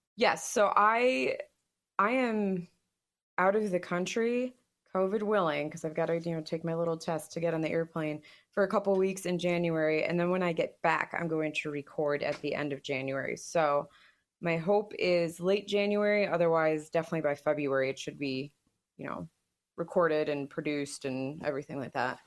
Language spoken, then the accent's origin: English; United States; as an American